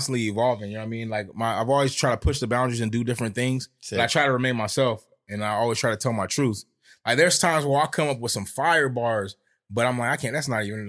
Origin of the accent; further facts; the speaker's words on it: Stockton, California, United States; also born or lived in Sacramento; I'm from Stockton. I'm from South Stockton, like right off of 8th and B Street, man. Grew up with my grandma in my grandma's house.